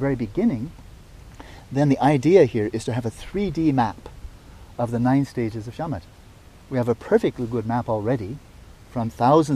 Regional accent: United States; as an American

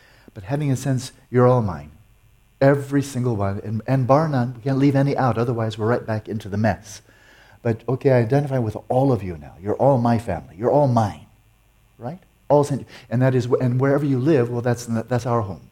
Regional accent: United States; I'm American

